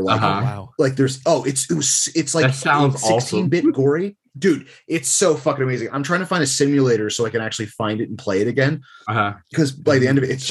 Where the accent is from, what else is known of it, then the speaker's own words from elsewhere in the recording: New Jersey, United States; moved away; also born or lived in Livingston, New Jersey; originally from New Jersey.